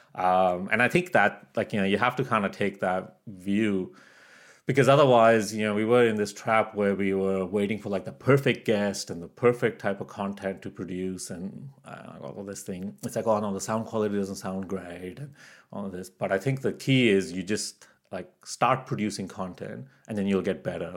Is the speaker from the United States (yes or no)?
no; Canada; moved away as an adult; also born or lived in Pakistan; now in Australia; I was born in Pakistan. I grew up in Canada, and now I live in Australia